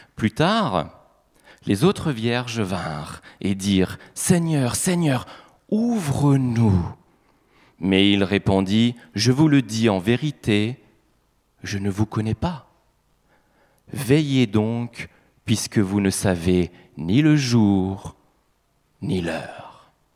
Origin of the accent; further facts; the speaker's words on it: Grand Est, France; en tant qu'Alsacien